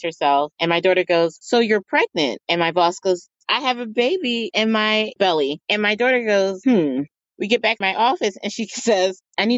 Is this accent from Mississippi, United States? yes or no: no; Philadelphia, Pennsylvania, United States; I am from Philadelphia, and our food of choice are either hoagies or cheesesteaks